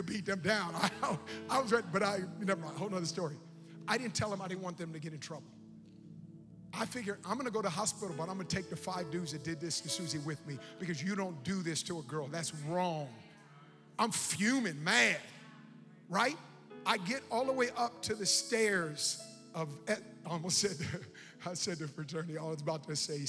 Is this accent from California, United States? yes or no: yes; Oakland, California, United States; I'm from Oakland